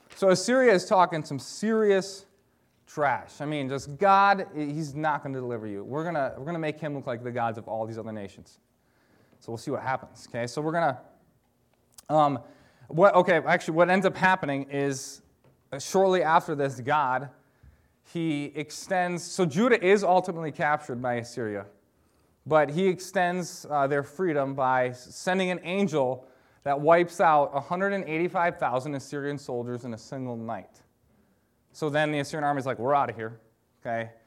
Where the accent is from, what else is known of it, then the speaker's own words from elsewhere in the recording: Michigan, United States; moved away as an adult; now in Wisconsin, United States; I am from Michigan, and I grew up being a Detroit Pistons fan